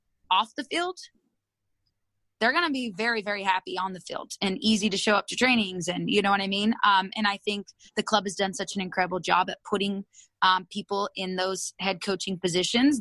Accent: Moreno Valley, California, United States; also born or lived in Japan; I'm from Riverside, Marina Valley, California

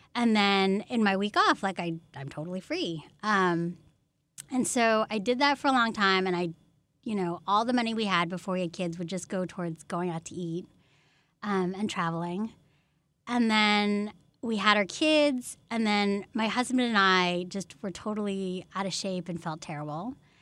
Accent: Menlo Park, California, United States; I grew up in Menlo Park

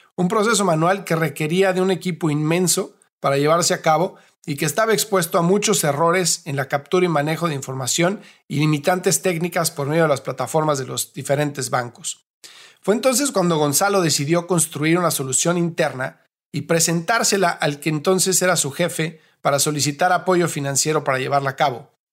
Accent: Mexico; yo soy mexicano

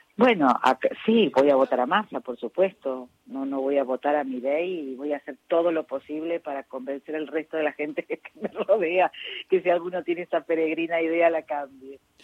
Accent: Córdoba, Argentina; now in Buenos Aires, Argentina; Córdoba, que además de ser mi ciudad natal

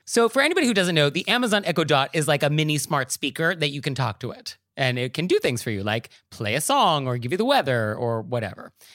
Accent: New York, United States; as a New Yorker

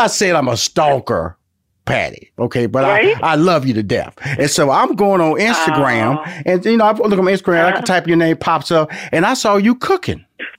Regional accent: Houston, Texas, United States; I'm from Houston, Texas, and a country boy.

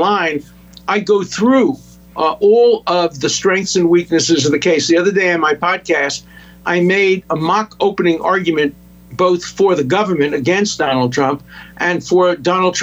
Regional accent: New York City, New York, United States; growing up in Brooklyn, in Borough Park, which was a completely Orthodox Jewish neighborhood.

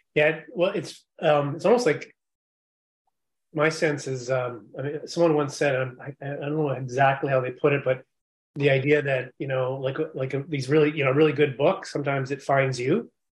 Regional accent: Yukon, Canada; I grew up in the Yukon Territory

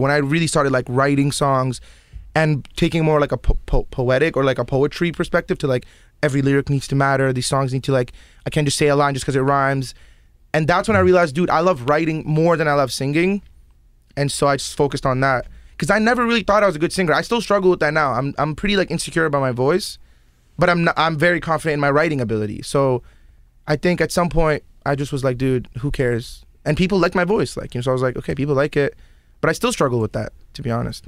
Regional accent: Toronto, Ontario, Canada; also born or lived in Yemen / Abu Dhabi / Iraq; Canada's where, like, all my formative years happened

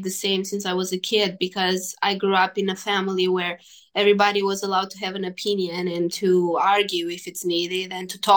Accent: Romania; I played a WTA in my hometown

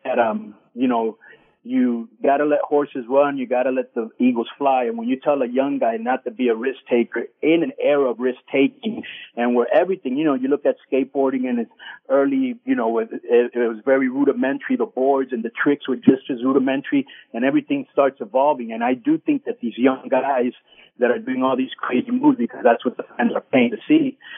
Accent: Miami, Florida, United States; I'm from Miami

